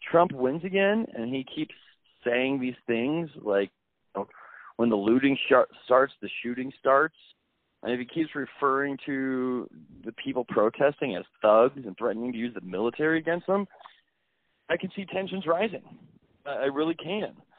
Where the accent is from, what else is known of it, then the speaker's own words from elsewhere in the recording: Dubuque, Iowa, United States; growing up in Dubuque, you know, it's not a very culturally diverse town